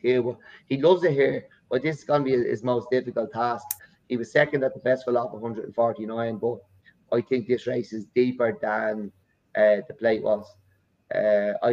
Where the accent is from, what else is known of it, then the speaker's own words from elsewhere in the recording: Ireland; I'm from Ireland